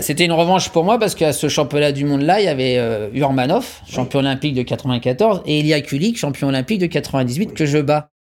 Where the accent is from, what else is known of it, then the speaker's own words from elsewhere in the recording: France; je suis français